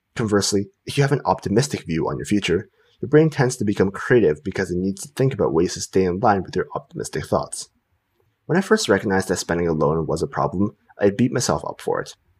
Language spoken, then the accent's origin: English; Canada; Canada, the country I live